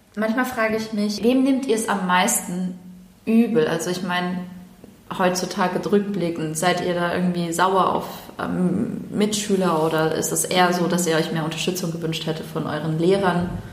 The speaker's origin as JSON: {"language": "German", "country": "Germany", "tie": "born or raised there", "said": "bin ja in Deutschland geboren und ähm, als ich dann in die Grundschule kam"}